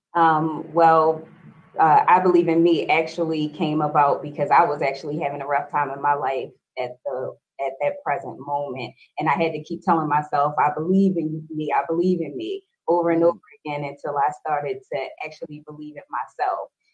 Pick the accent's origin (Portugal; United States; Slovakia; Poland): United States; Baltimore, Maryland; I am born and raised in Baltimore